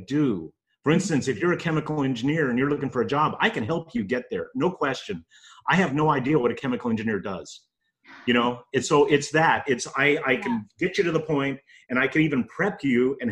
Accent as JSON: {"language": "English", "town": "El Paso", "region": "Texas", "country": "United States", "moved": "as an adult", "lives_now": "Houston, United States", "said": "We're from El Paso"}